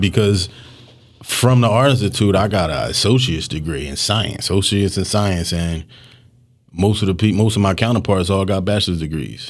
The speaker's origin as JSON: {"language": "English", "town": "Philadelphia", "region": "Pennsylvania", "country": "United States", "said": "I'm mostly from Knightstown and Hunting Park"}